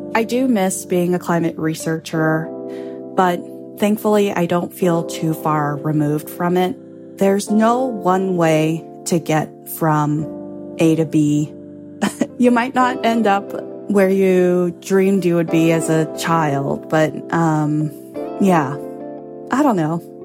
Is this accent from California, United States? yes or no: yes; Los Angeles, California, United States; now in Longmeadow, Massachusetts, United States; I grew up in Los Angeles, going to the beach